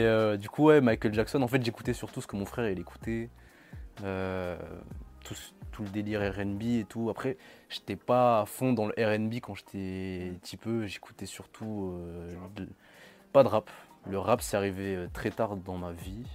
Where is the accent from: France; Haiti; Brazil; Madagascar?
Madagascar; je suis malgache